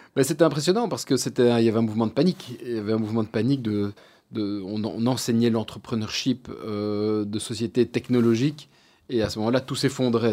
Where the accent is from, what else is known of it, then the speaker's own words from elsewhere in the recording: Brussels, Brussels-Capital Region, Belgium; also born or lived in Louvain-la-Neuve; je suis né à Bruxelles, euh, je suis de, de et j'ai été au collège Saint-Michel